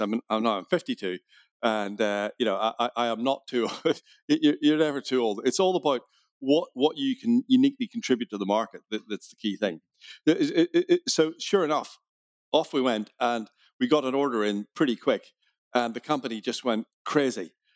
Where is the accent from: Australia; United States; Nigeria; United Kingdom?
United Kingdom; Belfast, Northern Ireland; accent: Irish; I was born in Belfast